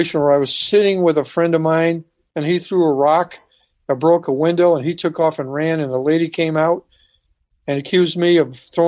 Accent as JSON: {"language": "English", "town": "Santa Cruz", "region": "California", "country": "United States", "said": "I'm from Santa Cruz, California"}